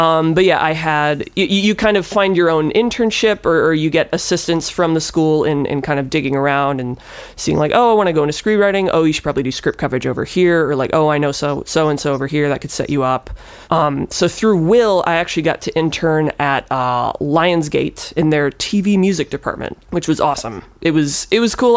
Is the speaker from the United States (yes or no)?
yes; near Milwaukee, Wisconsin, United States; moved away as an adult; also born or lived in Los Angeles; I'm from Wisconsin, close-ish to Milwaukee